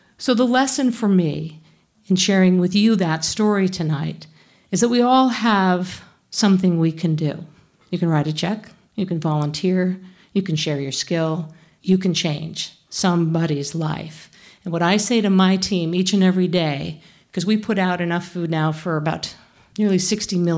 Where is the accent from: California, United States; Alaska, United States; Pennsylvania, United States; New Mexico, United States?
California, United States; Northern; now in Boston, United States; I grew up in Northern California.